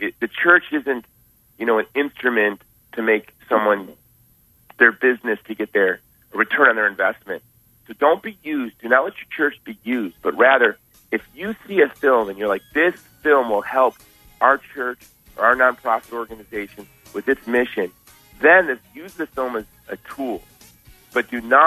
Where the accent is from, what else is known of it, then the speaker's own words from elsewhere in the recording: Honolulu, Hawaii, United States; I'm from Hawaii. I'm from the island of Oahu in Honolulu.